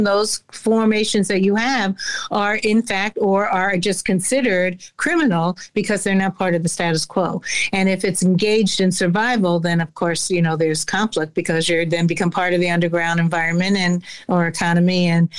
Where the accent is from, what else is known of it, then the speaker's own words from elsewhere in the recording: United States; I'm very clear that I'm American. I grew up here. I'm also Jewish, but so there's a very clannishness often among Jews.